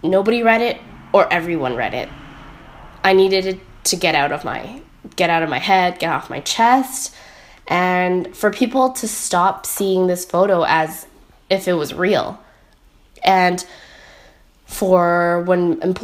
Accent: Richmond, British Columbia, Canada; I am from Richmond, British Columbia, in Canada

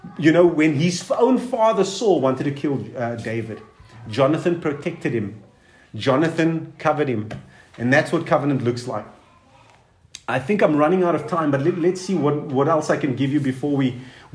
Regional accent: Cape Town, Western Cape, South Africa; also born or lived in Durban; now in Pretoria, South Africa; I'm from Cape Town, I've lived in Durban and I'm living in Pretoria.

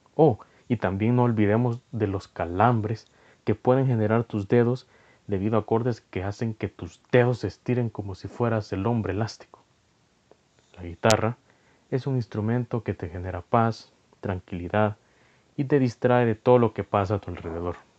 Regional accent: El Salvador; soy de El Salvador

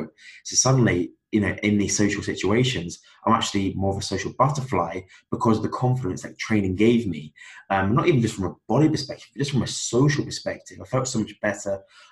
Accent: Cornwall, South West England, United Kingdom; moved away as an adult; now in Belfast, United Kingdom; I'm from Cornwall in England

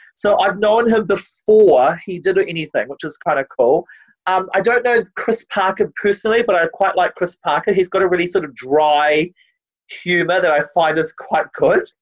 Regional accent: New Zealand

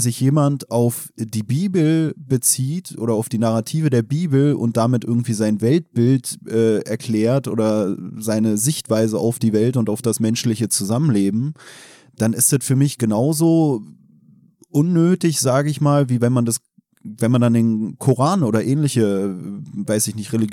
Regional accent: Germany; ja, ich muss mich darauf berufen, weil ich bin ja Deutscher in Anführungsstrichen. Ja, dann lass doch einfach aufs Grundgesetz berufen, weil eigentlich sind wir beide Deutsche.

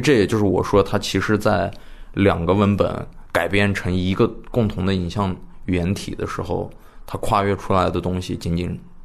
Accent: Xining, Qinghai, China; 我在西宁长大的嘛

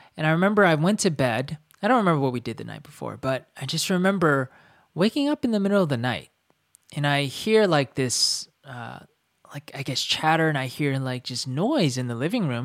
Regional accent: North Carolina, United States; we grew up in North Carolina

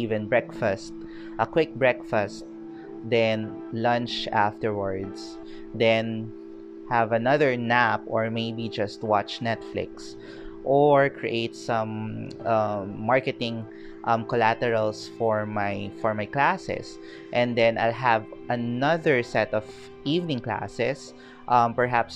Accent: Philippines; also born or lived in Baguio City, Philippines / Quezon City, Philippines; I'm from the Philippines

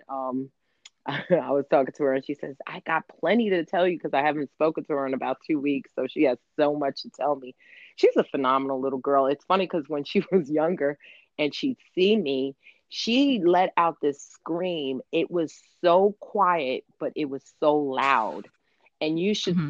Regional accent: New York, United States; moved away as an adult; Every time I came home to New York, I'm from New York

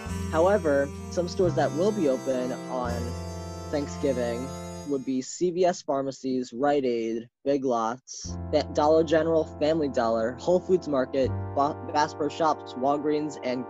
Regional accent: Long Island, New York, United States; My local business I love is on Long Island, and my hometown is Madison's Niche

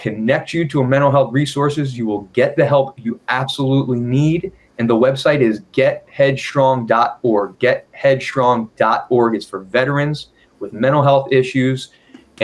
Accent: Philadelphia, Pennsylvania, United States; now in Washington, United States; I'm from Philly, and we look for the fight in people

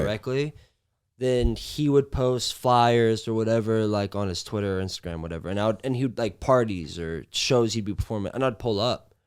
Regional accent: Long Beach, California, United States; also born or lived in Nebraska; I moved around a little bit as a kid, but I feel like my formative years were in Long Beach

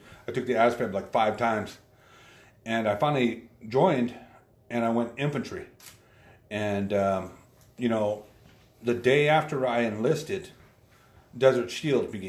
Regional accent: Yakima Valley, Washington, United States; also born or lived in Montana; I was born in Montana, and I was raised here in the Yakima Valley

